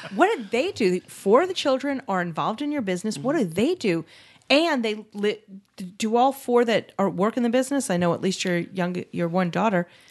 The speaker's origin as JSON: {"language": "English", "town": "New York City", "region": "New York", "country": "United States", "tie": "born or raised there", "moved": "yes", "lives_now": "Phoenix, United States", "said": "Barry and I grew up in New York City"}